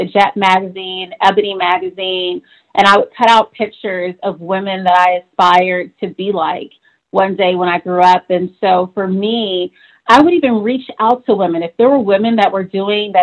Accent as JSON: {"language": "English", "town": "Atlanta", "region": "Georgia", "country": "United States", "tie": "born or raised there", "also_born_or_lived": "Los Angeles, California", "said": "my early childhood started in Los Angeles, lots of wonderful memories of coming together as a family. And then we moved from Los Angeles to Atlanta"}